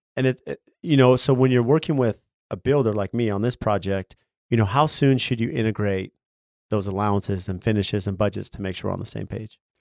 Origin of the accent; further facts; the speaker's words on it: San Diego, California, United States; I grew up in California, in San Diego